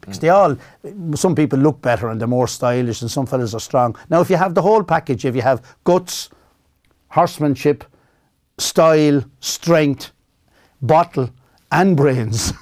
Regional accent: Kill, County Kildare, Ireland; also born or lived in Fermoy / Dublin; I kinda con-, consider myself a Kildare man, even though I was born in Fermoy and lived in Dublin four or five years.

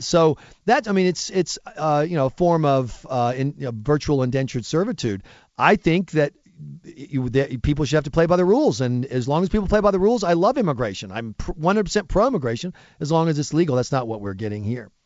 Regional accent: United States; as an American

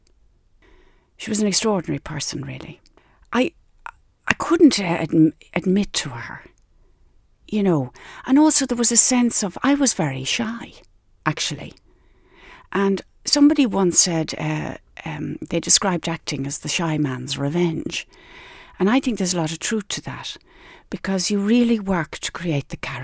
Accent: Skerries, Leinster, Ireland; we grew up in Skerries and we had a house right on the beach

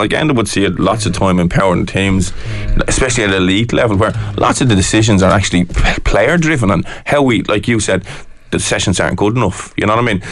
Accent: Ireland; we're Irish

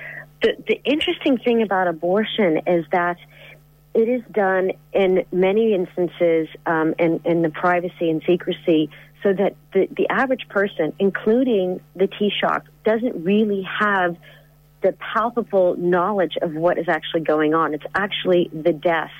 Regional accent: United States; now in Ireland; I'm from America

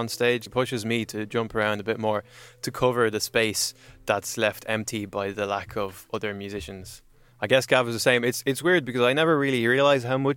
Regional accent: Brest, Brittany, France; now in Dublin, Ireland; I'm from Brest in France

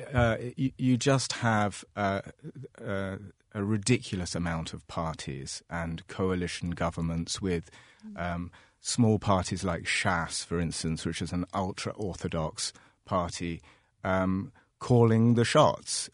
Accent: London, United Kingdom; now in Ireland; I grew up in London

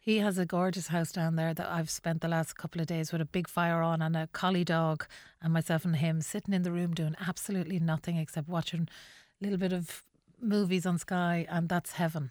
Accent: Mohill, Connacht, Ireland; moved away as an adult; also born or lived in Longford; now in Dublin, Ireland; I had lived in Longford, which was like a metropolis compared to Mohill

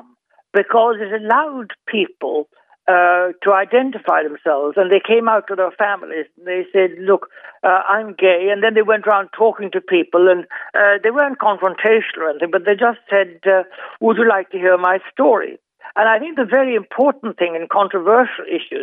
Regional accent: Ireland; I grew up thinking I was the only one in Ireland.

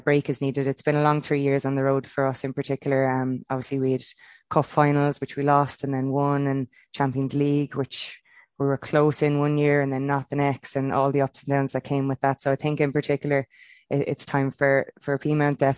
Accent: Kilkenny, Leinster, Ireland; growing up in Kilkenny

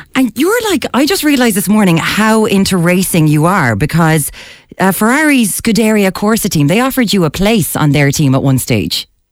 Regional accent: Limerick, Munster, Ireland; my hometown of Limerick

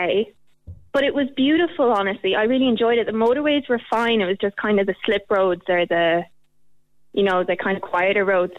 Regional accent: Carlingford, Leinster, Ireland; also born or lived in Malahide

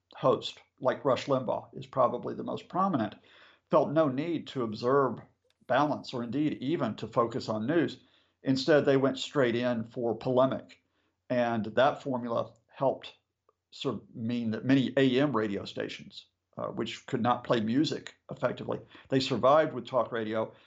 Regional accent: United States; now in United Kingdom; when I was a boy growing up in the States, I was born in 62

